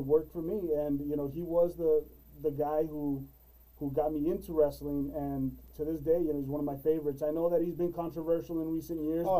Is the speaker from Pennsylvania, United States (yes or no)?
no; Roma, Texas, United States; I was coming from Roma. You know, I raised in Roma, Texas.